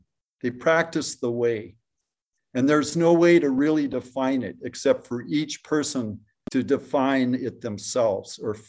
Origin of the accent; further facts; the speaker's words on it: Modesto, California, United States; And from the east, we're from Modesto, we're coming these warm winds, making the offshore winds.